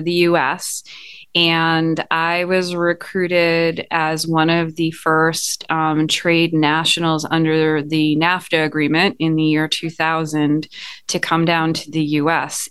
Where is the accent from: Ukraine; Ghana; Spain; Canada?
Canada; Montreal, Quebec; moved away as an adult; now in United States; I am originally from Montreal, Canada